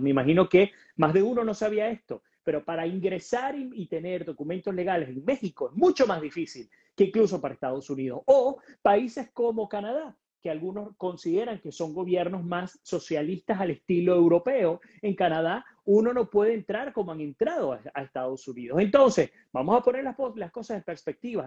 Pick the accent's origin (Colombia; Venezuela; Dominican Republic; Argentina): Venezuela